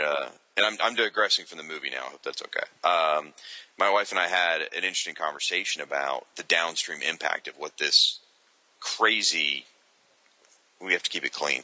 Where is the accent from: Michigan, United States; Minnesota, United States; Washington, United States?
Michigan, United States; moved away; I was born in Michigan and lived there for several years